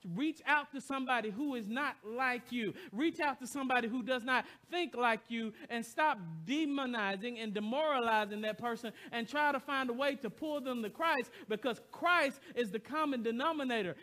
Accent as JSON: {"language": "English", "region": "the South", "country": "United States", "moved": "yes", "lives_now": "Royal Oak, United States", "said": "I came from the heart of the South."}